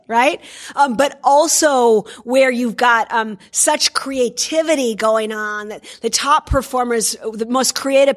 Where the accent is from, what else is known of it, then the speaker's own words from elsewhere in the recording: Minnesota, United States; I come from Minnesota in the U.S.